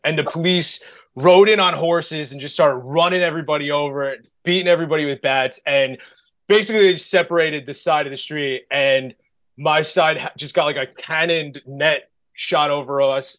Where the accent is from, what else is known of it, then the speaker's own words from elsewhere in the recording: United States; I'm from the Bay Shore, so you could see Manhattan from where I'm from